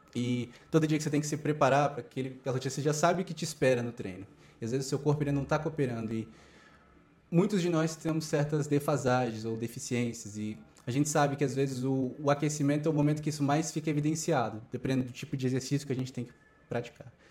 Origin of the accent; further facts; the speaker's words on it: Brazil; moved away as an adult; now in Beijing, China; sou brasileiro.